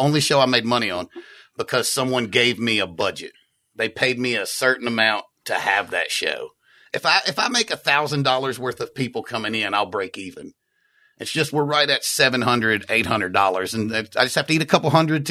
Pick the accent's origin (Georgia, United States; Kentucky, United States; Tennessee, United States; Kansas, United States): Tennessee, United States; Memphis; I grew up in Memphis